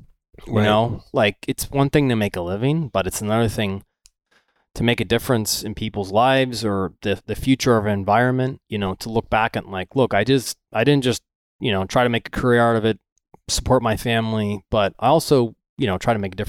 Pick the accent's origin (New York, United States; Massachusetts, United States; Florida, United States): Florida, United States; Venice; I grew up in Venice, right? Okay. About an hour north of where the hurricane just hit.